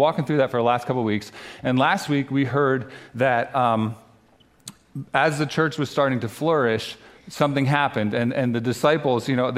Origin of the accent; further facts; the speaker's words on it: New Jersey, United States; moved away as an adult; also born or lived in North Carolina; I grew up here in New Jersey, but we spent the last 9 years down in North Carolina